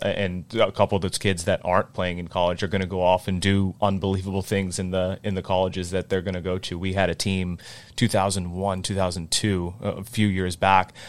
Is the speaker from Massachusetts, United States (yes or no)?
yes; North Attleboro, Massachusetts, United States; growing up in North Attleboro